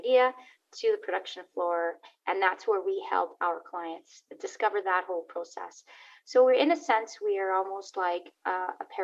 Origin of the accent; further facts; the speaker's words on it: Montreal, Quebec, Canada; now in Calgary, Canada; I currently live in Calgary, Alberta, in Canada, originally born and raised in Montreal, Quebec, in Canada as well